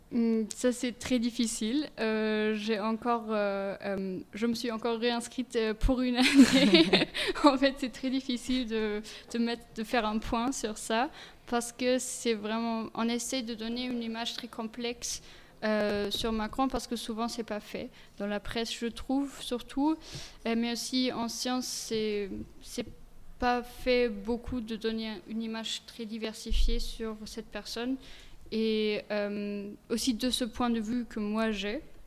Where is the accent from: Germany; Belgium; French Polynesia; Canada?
Germany; Bavaria; French is a second language; moved away as an adult; also born or lived in Regensburg / Clermont-Ferrand / Metz / Luxembourg; je suis née et j'ai grandi en Bavière